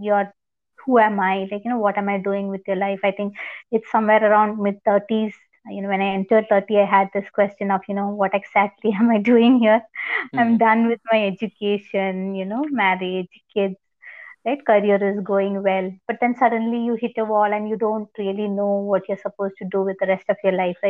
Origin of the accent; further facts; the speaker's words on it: India; from India